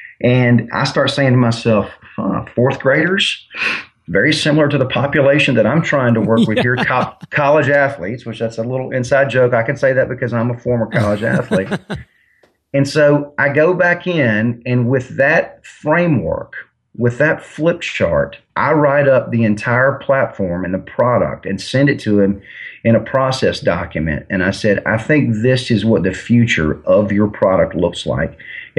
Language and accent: English; Mobile, Alabama, United States; I'm from Mobile, Alabama, so I love the University of Alabama.